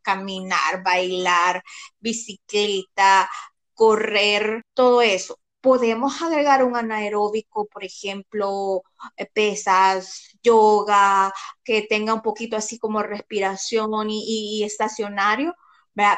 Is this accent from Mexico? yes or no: no; El Salvador; Como salvadoreños comemos muy mal.